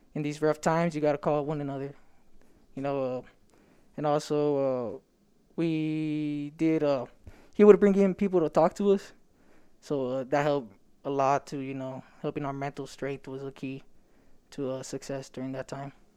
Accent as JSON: {"language": "English", "town": "Stockton", "region": "California", "country": "United States", "tie": "born or raised there", "said": "I come from Stockton and we don't really have a lot"}